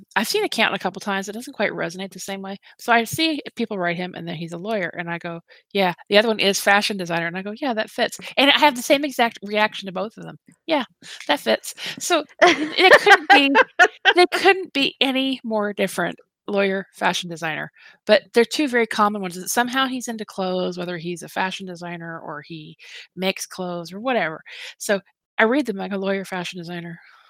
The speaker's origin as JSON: {"language": "English", "town": "New Orleans", "region": "Louisiana", "country": "United States", "tie": "born or raised there", "said": "Well, like I wasn't raised in, I was raised in New Orleans. You know, I'm a street kid."}